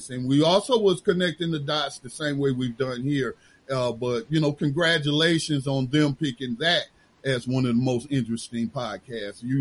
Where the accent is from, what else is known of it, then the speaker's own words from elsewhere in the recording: Gaston County, North Carolina, United States; born there; I wasn't born in Charlotte. I was born in Gaston County, North Carolina, at Gaston Memorial.